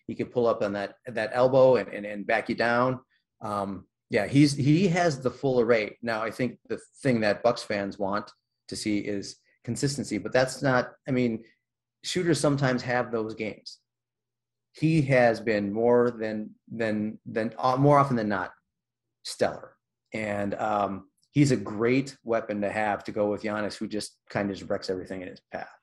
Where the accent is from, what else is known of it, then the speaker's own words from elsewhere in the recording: Milwaukee, Wisconsin, United States; I grew up in Milwaukee